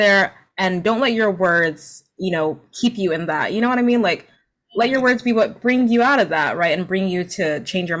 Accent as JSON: {"language": "English", "region": "New Jersey", "country": "United States", "tie": "born or raised there", "said": "My parents are Nigerian immigrants, so they came to New Jersey when, a couple years before I was born from Nigeria, and because of that, like I grew up, obviously, I was born in America"}